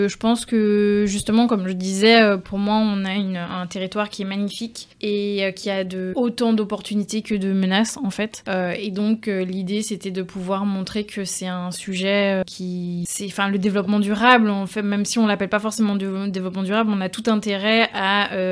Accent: France; accent: French; Et c'est vrai que tant que je parlais pas, tant que j'avais pas mon French accent, ben on me prenait pour une Trinidadienne, quoi.

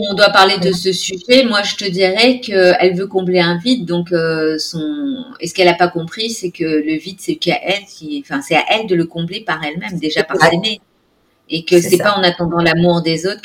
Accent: Gabon; born there; Moi, je suis née au Gabon, je suis d'origine réunionnaise et je suis française.

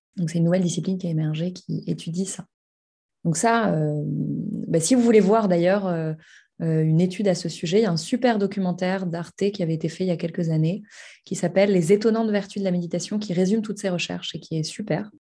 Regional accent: Paris, Île-de-France, France; j'habite et j'ai grandi à Paris

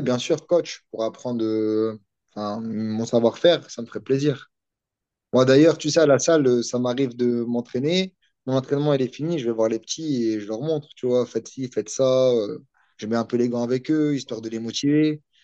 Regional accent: Vieux-Condé, Hauts-de-France, France; je suis une petite ville, ça s'appelle Vieux-Condé. C'est à côté de Valenciennes.

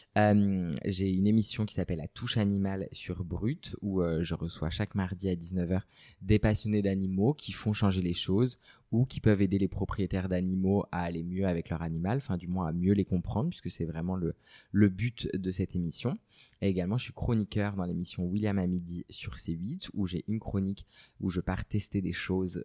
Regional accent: Brittany, France; je suis originaire de Bretagne

